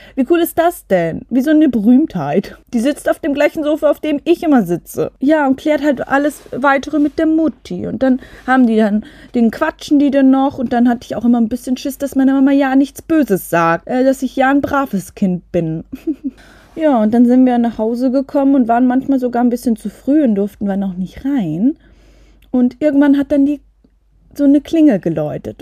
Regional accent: Ländle, Vorarlberg, Austria; bei uns im Ländle

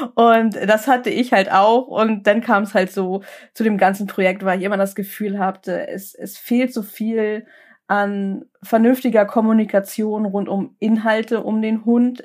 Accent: Lübeck, Schleswig-Holstein, Germany; also born or lived in Kiel; dann sind wir äh, umgezogen in meine Heimatstadt nach Lübeck zurück

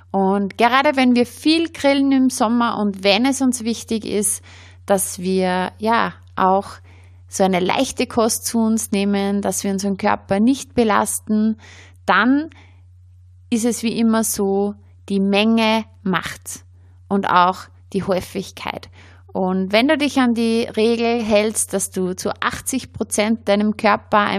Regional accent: Austria; sehr beliebt bei uns in Österreich sind auch Kräuter- und Knoblauchbaguettes

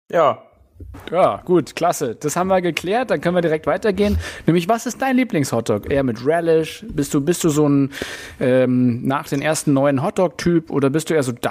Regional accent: Berlin, Germany; Das ist immer eine, eine bodenlose Frechheit, uns als äh, Berliner zu ähm, ähm, bezeichnen.

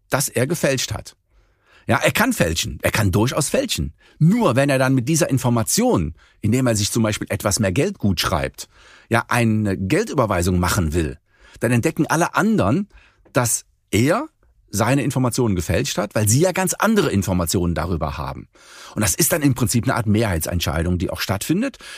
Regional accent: Cologne, North Rhine-Westphalia, Germany; Sagen wir so, Sie kommen aus Düsseldorf, ich komme aus Köln.

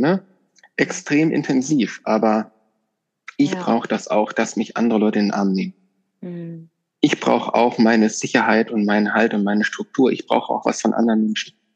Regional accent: Northern Hesse, Germany; moved away; ich kenne das aus meiner alten Heimat, ich bin in Nordhessen aufgewachsen, ganz ländlich

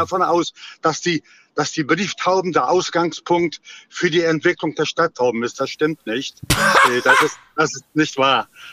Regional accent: Rostock, Mecklenburg-Vorpommern, Germany; ich komme aus Rostock-Warnemünde

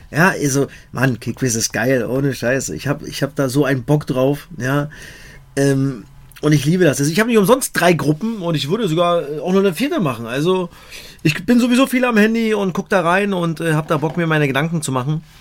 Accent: East Germany, Germany; als Ossi bin ich ja ein bisschen befangen, dass es Rostock irgendwie noch hinkriegt

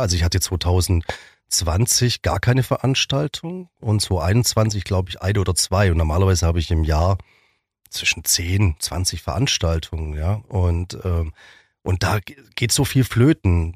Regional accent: Ravensburg, Baden-Württemberg, Germany; moved away as an adult; now in Biberach, Germany; Ravensburg, das ist in meiner Heimatstadt

